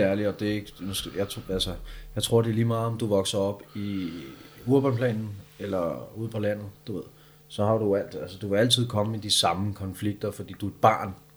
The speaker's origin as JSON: {"language": "Danish", "town": "Copenhagen", "region": "Capital Region of Denmark", "country": "Denmark", "tie": "born or raised there", "also_born_or_lived": "Østerbro", "said": "hvor er du fra? Så siger jeg bare Amager."}